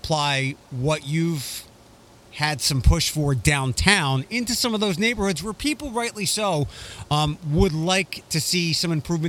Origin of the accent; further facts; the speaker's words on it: Philadelphia, Pennsylvania, United States; now in Toledo, United States; I'm from Philadelphia originally.